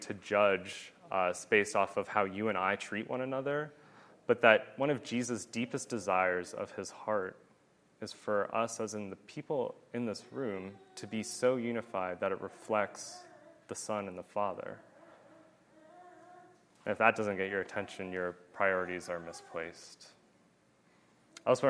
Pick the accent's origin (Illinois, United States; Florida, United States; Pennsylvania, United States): Pennsylvania, United States; moved away; I'm from Pennsylvania